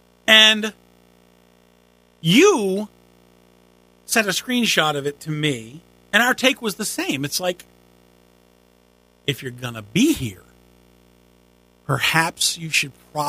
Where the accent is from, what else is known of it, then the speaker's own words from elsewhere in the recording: Long Island, New York, United States; moved away as an adult; also born or lived in Virginia; now in South Carolina, United States; when I was younger, I was born and raised in New York, Long Island, for the first 13 years, and then upstate